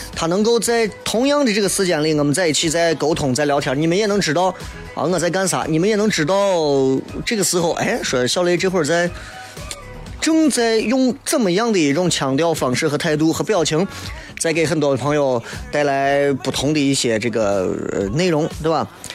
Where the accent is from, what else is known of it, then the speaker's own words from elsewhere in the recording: Xi'an, Shaanxi, China; accent: Xi'an dialect; 我说我们西安人说话，上次和粗鲁了